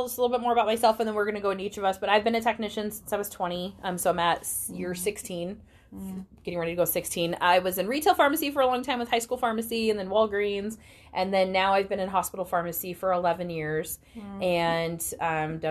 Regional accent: Utah, United States; I grew up in Utah

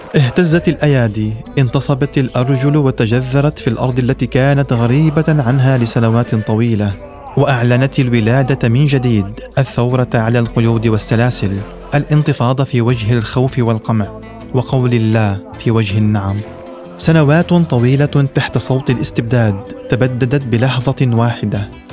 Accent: Syria; مستقبل بلدنا سوريا

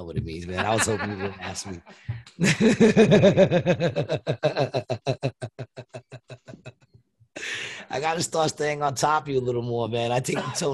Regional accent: New York, United States; moved away; I'm from New York

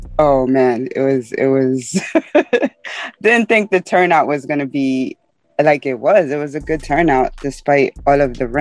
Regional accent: New York City, New York, United States; also born or lived in the Bronx; I'm a Brooklyn girl. I'm currently in the Bronx right now, but I'm a Brooklyn girl

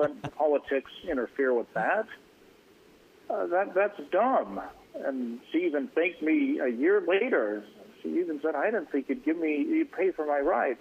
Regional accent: Ontario, Oregon, United States; I grew up in Ontario, Oregon, it's pretty conservative

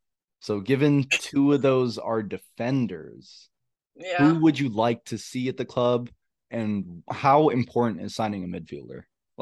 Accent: Dallas, Texas, United States; We're from Dallas

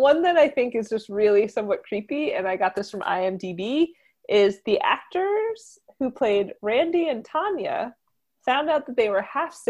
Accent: New Jersey, United States; accent: Jersey; my Jersey accent's going to come out when I say this word.

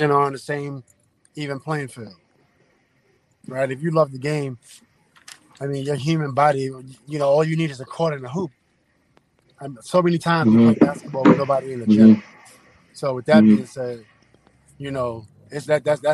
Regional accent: New York City, New York, United States; I'm from Queens, New York City

